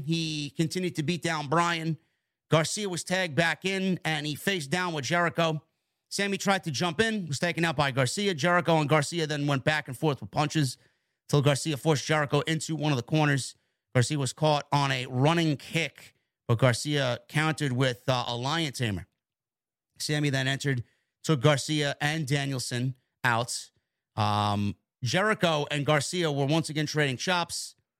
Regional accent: Toronto, Ontario, Canada; It's going to be in my hometown next week in Toronto, Ontario, Canada.

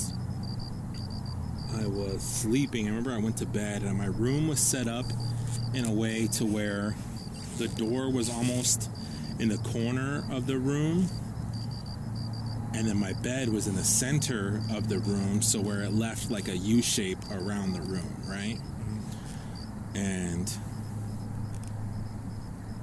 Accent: Guadalupe, Arizona, United States; I grew up over in Guadalupe

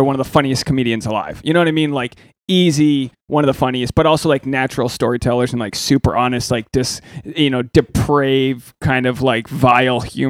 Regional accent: Newport, Rhode Island, United States; Newport, Rhode Island

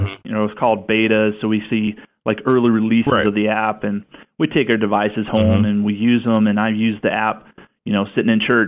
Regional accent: the South, United States; now in Pacific Northwest, United States; both from the South, and now we're up here in the Northwest

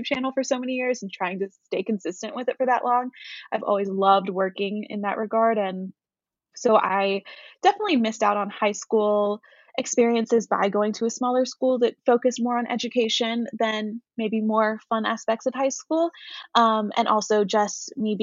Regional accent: Knoxville, Tennessee, United States; moved away as an adult; my hometown, in Knoxville.

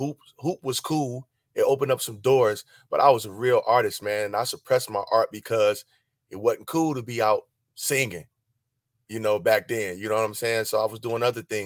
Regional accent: Cleveland, Ohio, United States; moved away as an adult; also born or lived in France; I'm from Ohio, man. You know, the home of the funk, bro. Grew up around a lot of music.

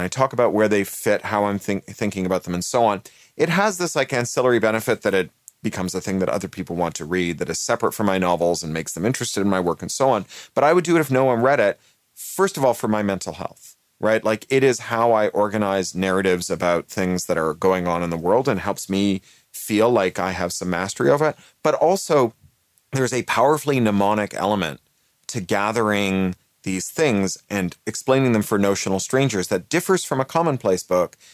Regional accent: Canada; moved away; also born or lived in United Kingdom; I'm a Canadian who is naturalized British

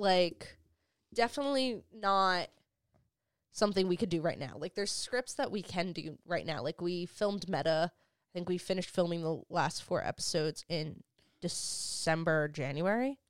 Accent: Hoboken, New Jersey, United States; moved away; also born or lived in South Carolina; I grew up in Hoboken

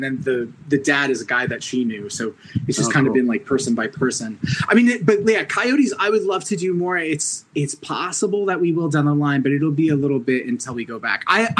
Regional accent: New York, United States; Orange County, New York.

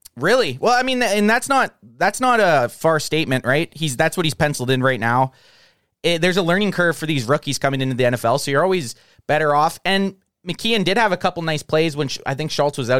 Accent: Canada; I'm from Canada

